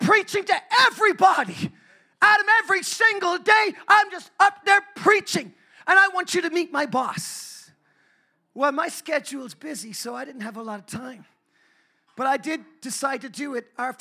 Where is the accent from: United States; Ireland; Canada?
Ireland; I'm an Irishman